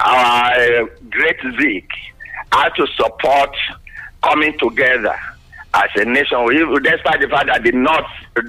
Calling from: Yaba, Lagos, Nigeria; Engineering from Yaba.

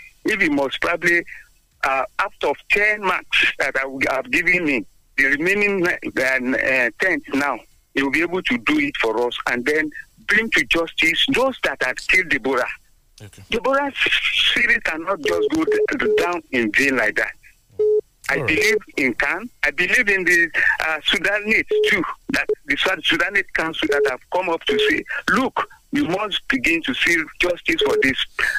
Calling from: Abeokuta, Ogun State, Nigeria; from Abeokuta. Good morning, Nigerians.

